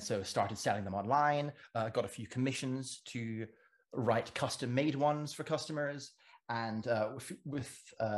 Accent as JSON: {"language": "English", "country": "Cayman Islands", "tie": "born or raised there", "also_born_or_lived": "England", "moved": "yes", "lives_now": "Edinburgh, United Kingdom", "said": "I grew up in the Cayman Islands and studied classics and ancient history over in England. And now I'm living in Edinburgh"}